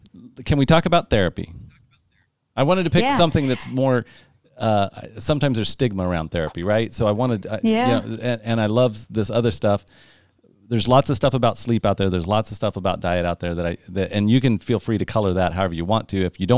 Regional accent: Midwest, United States; I was brought up in the Midwest and I'm a gentleman.

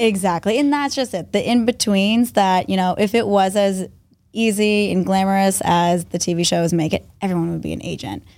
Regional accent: Westwood, Massachusetts, United States; I was born and raised in Westwood, Massachusetts

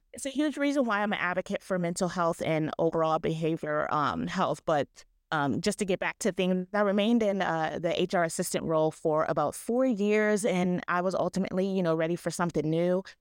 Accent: Ohio, United States; I'm from Ohio

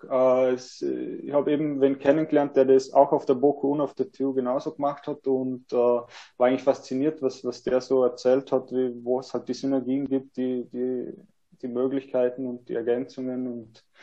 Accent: Vorarlberg, Austria; ähm, ja, genau, ich komme aus Vorarlberg, ähm, habe nach der HTL mir gedacht, ich möchte noch ein bisschen was Soziales machen, ein bisschen was anderes wie die Technik. Ähm, habe dann meinen Zivildienst in Wien gemacht

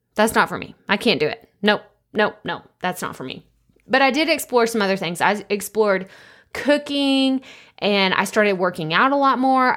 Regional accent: Athens, Texas, United States; moved away as an adult; also born or lived in Dallas-Fort Worth area; I'm from a small town in Northeast Texas, Athens, Texas

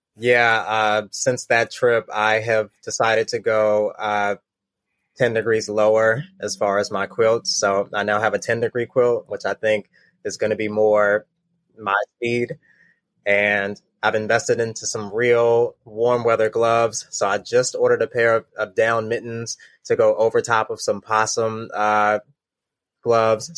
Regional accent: Baltimore, Maryland, United States; I'm twenty-nine years old, from Baltimore, Maryland

